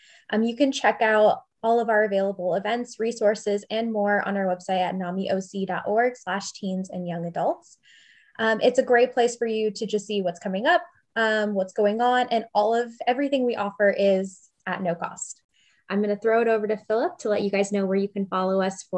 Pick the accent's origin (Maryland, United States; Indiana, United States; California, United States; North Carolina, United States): California, United States; Orange County; I was also born and raised in Orange County.